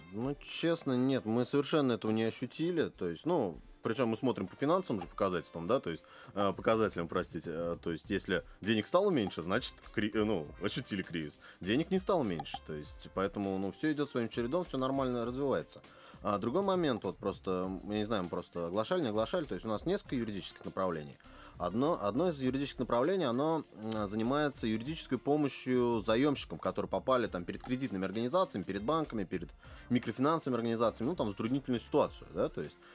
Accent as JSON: {"language": "Russian", "town": "Kazan", "region": "Tatarstan", "country": "Russia", "tie": "born or raised there", "said": "я как коренной казанец"}